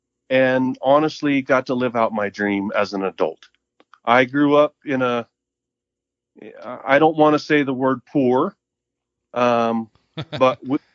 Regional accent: Mountain Home, Idaho, United States; also born or lived in Moscow, Idaho; I grew up in southwest Idaho. I grew up in Mountain Home. Born and raised in Mountain Home.

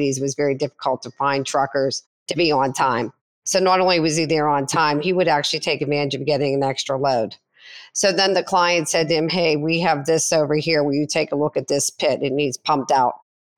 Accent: Northeast, United States; moved away as an adult; now in Arizona, United States; I was from the Northeast

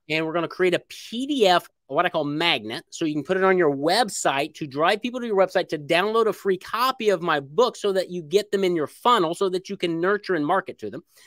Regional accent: Indiana, United States; moved away as an adult; now in Little Rock, United States; I was born in Indiana, I moved to Little Rock, Arkansas

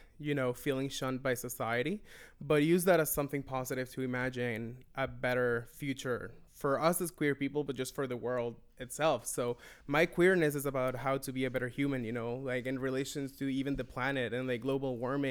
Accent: Venezuela; moved away as an adult; now in Toronto, Canada; I am originally from Venezuela. I've been living in Toronto for 7.5 years

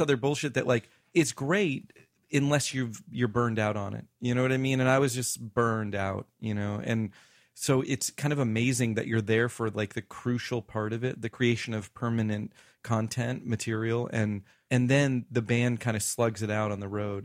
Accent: the South, United States; I grew up in the South

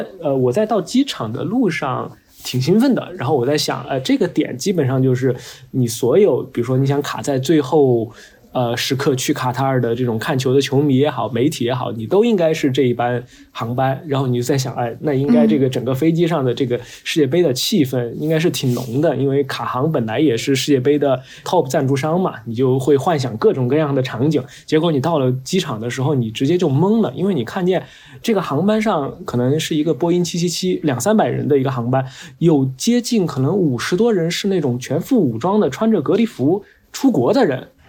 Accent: China; 他都是明显区别于我们中国人嘛

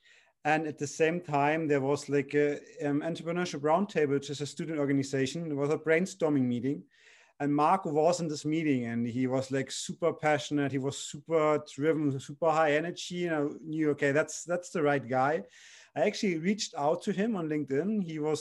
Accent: Munich, Bavaria, Germany; I'm from Munich

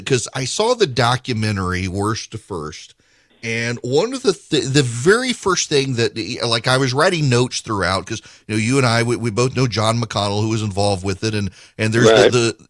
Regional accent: Dubai, United Arab Emirates; As you are aware, I grew up in Dubai.

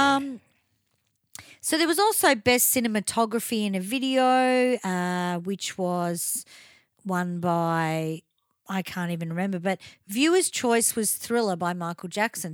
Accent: Melbourne, Victoria, Australia; I grew up in Chadstone

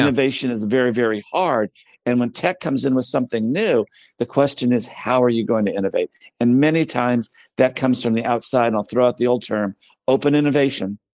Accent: United States; as an American

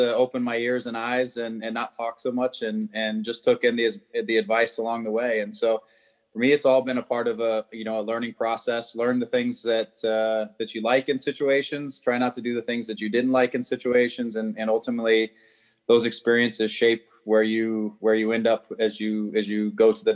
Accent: Arizona, United States; moved away as an adult; also born or lived in Southern California / Toronto; now in Los Angeles, United States; I grew up in Arizona, not too far away, but you know, most of my adult life between UCLA and the Galaxy and it's been Southern California

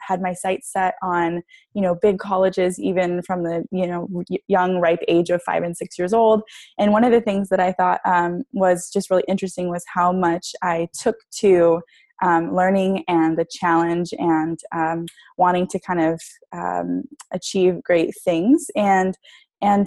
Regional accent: San Diego, California, United States; I grew up in San Diego, California. Love just the beach and living out here

